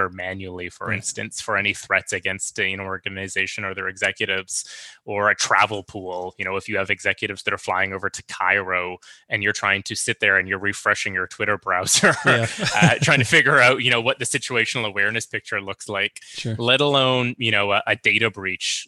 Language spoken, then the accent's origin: English; Victoria, British Columbia, Canada; I get to kind of hang my hat in my hometown